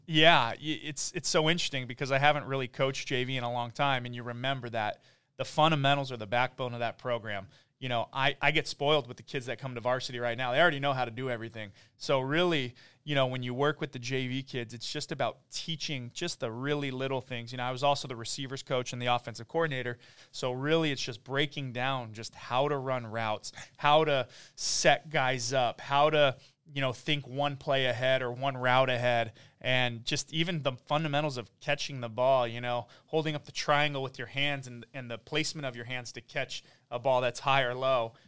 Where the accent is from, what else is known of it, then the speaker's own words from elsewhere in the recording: Oak Park, California, United States; also born or lived in Woodland Hills / San Diego; I grew up in Woodland Hills and, uh, kinda just back and forth Oak Park, the valley. So Um, I am from Oak Park